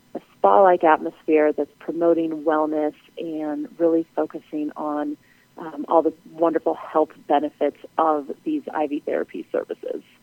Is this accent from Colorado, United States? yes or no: yes; Denver, Colorado, United States; also born or lived in Las Vegas; moving back to my hometown in Denver